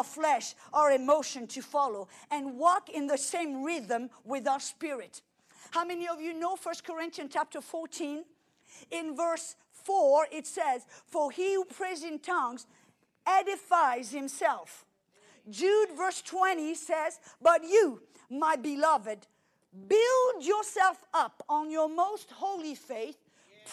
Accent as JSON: {"language": "English", "country": "France", "moved": "yes", "lives_now": "United States", "said": "I came to America. I'm French, but I'm an American"}